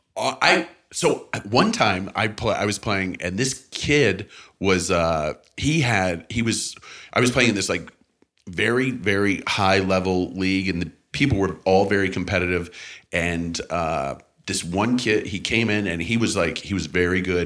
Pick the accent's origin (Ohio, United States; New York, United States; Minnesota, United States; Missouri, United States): Missouri, United States; St. Louis; also born or lived in Canada; I grew up in St. Louis, and my pa- my parents, my family were from Canada